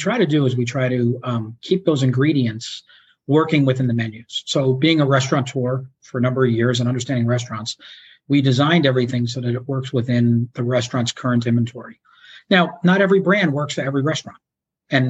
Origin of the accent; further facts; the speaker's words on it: New York, United States; also born or lived in Chicago; now in Florida, United States; I grew up in New York, so I'm more of a New York style pizza guy